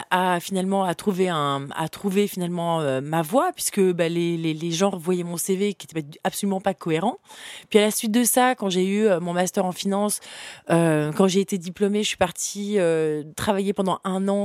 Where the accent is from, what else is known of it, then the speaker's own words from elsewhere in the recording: Le Vésinet, Île-de-France, France; also born or lived in Gabon / Central African Republic / Burkina Faso; Ma mère euh, gérait un théâtre euh, dans la banlieue parisienne de Paris, au Vésinet. Et puis, j'ai grandi aussi en Afrique, dans différents pays, au Gabon, Centrafrique, Burkina Faso